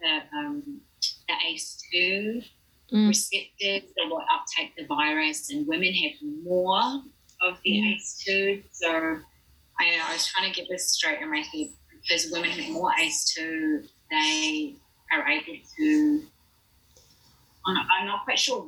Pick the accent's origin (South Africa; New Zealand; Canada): New Zealand; Hastings, Hawke's Bay; moved away as an adult; also born or lived in Melbourne, Australia / Palmerston North, New Zealand; now in New York, United States; I'm from Hastings, so I moved home for 4 months